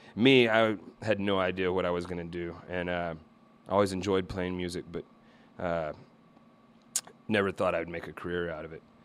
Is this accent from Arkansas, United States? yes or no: yes; Little Rock, Arkansas, United States; I grew up in Little Rock, Arkansas